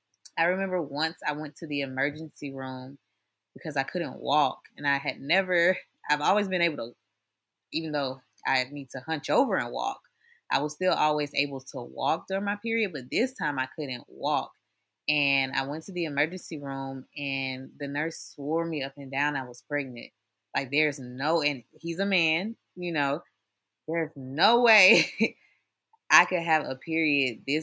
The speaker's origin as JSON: {"language": "English", "town": "Atlanta", "region": "Georgia", "country": "United States", "also_born_or_lived": "Valdosta, Georgia", "said": "I'm from Atlanta and I live in Atlanta, during this time of my life, I was living in Valdosta, going to school"}